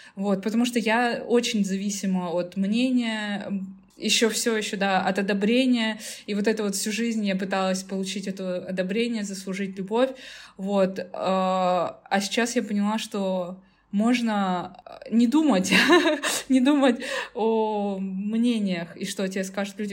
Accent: Tyumen, Tyumen Oblast, Russia; прекрасно жить в своей Тюмени, я из Тюмени.

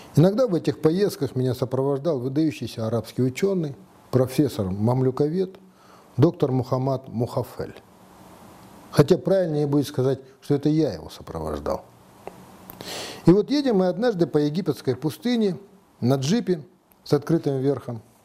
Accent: Kazakhstan

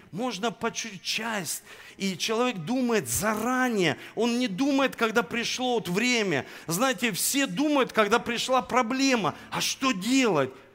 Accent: Saint Petersburg, Russia; now in Rostov-on-Don, Russia; я родился в Санкт-Петербурге

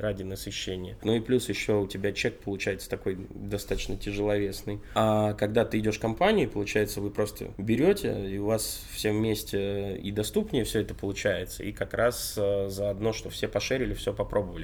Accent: Vorkuta, Komi Republic, Russia; now in Saint Petersburg, Russia; детство в Воркуте

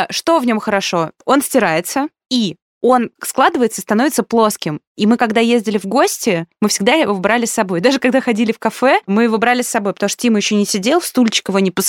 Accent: Poland; born there; Потому что я родилась в Польше, и мои родители тогда жили

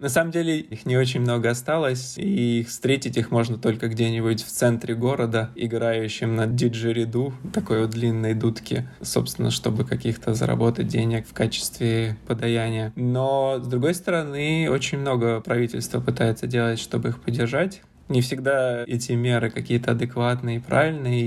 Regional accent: Saint Petersburg, Russia; moved away as an adult; also born or lived in Moscow; now in Sydney, Australia; я сам из Петербурга, прожил там почти всю жизнь, за исключением нескольких месяцев в Москве

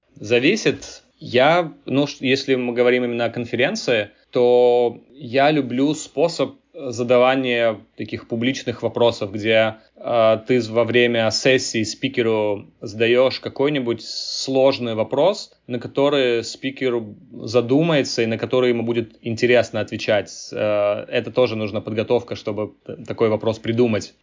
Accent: Tbilisi, Georgia; moved away as an adult; now in Silicon Valley, United States; я родился и вырос э, в Грузии, жил в Тбилиси

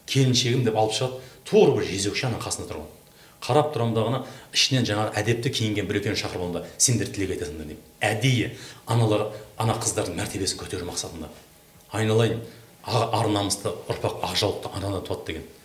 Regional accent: villages around Kentau, Turkistan Region, Kazakhstan; біз өзіміз ауылда өстік қаланың айналасы толған ауылдар қазақ ауылдар

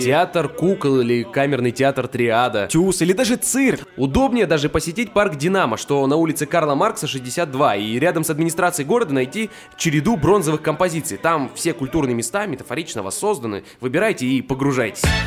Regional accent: Khabarovsk Krai, Russia; мне очень нравится Хабаровск, наш регион

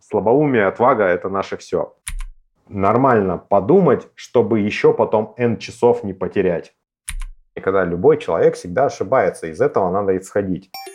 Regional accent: Novosibirsk, Novosibirsk Oblast, Russia; мы, старые сибиряки

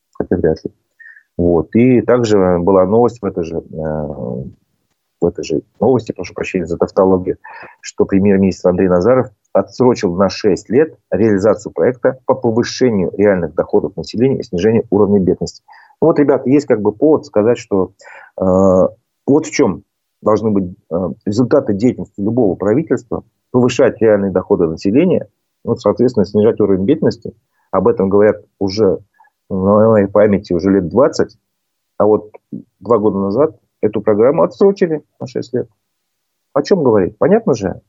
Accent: Bashkortostan, Russia

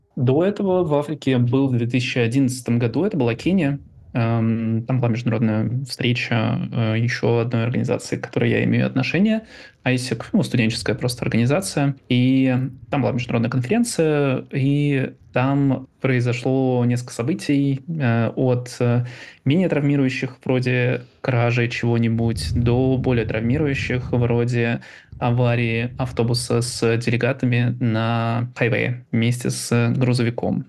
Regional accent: Ivanovo, Ivanovo Oblast, Russia; moved away; Родился в 88 году в городе Иваново. Славный текстильный край. Люблю говорить о том, откуда я родом

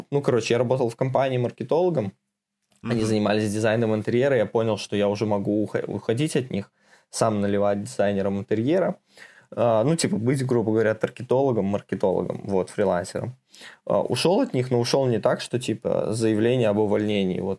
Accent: Minsk, Belarus; moved away as an adult; now in Moscow, Russia; Да, из Беларуси, а. из Минска.

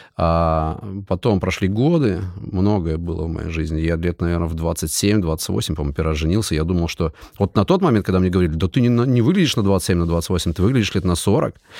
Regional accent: Siberia, Kemerovo Oblast, Russia; moved away; я родился в Кемеровской области, это вообще далеко отсюда, это Сибирь, мы ментально другие люди

